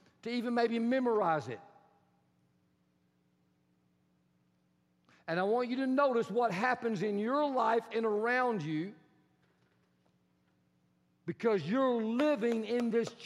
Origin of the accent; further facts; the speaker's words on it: Texas, United States; accent: Texan; I am Texan